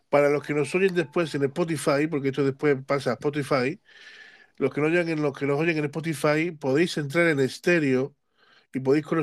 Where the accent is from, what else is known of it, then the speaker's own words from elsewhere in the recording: Cártama, Andalusia, Spain; yo soy de Málaga, soy de Cártama y precisamente esta historia sucede en el cortijo ratón. Cortijo del Ratón está exactamente como a dos kilómetros de la casa donde viven mis padres, donde me he criado, la casa de campo.